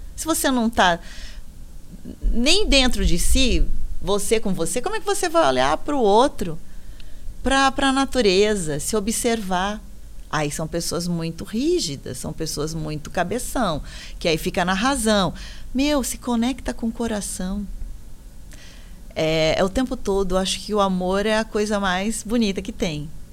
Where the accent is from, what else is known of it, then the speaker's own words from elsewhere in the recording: São Paulo, Brazil; Onde eu moro, ainda eu moro em São Miguel Paulista, que é na Zona Leste, ZL. Sou da ZL